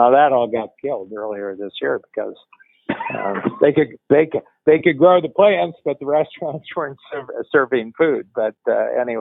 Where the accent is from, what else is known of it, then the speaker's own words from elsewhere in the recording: Northern Ohio, United States; I grew up in Northern Ohio.